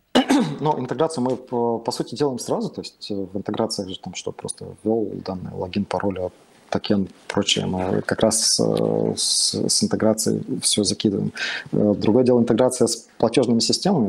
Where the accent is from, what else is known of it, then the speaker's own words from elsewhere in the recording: Tomsk, Tomsk Oblast, Russia; я сам из Томска